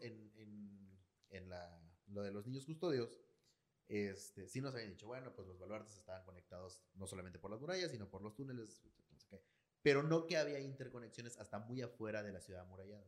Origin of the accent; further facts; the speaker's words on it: Campeche, Mexico; mi pueblito